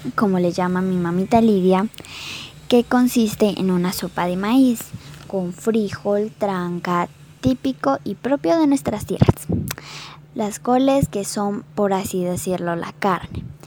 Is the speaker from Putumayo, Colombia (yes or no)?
yes; Santiago, Putumayo, Colombia; now in Medellín, Colombia; soy indígena inga de Santiago Putumayo y por ahora vivo en Medellín